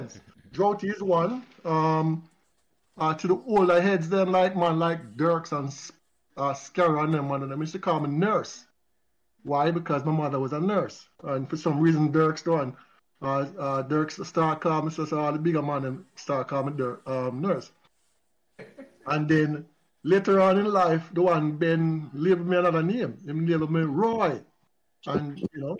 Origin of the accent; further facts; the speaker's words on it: Kingston, Jamaica; At age six, I remembered vividly when we moved to Pembroke Hall. We moved from Lindus Road